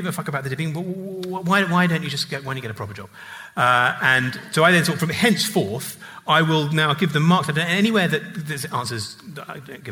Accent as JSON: {"language": "English", "region": "England", "country": "United Kingdom", "said": "being an English public school boy"}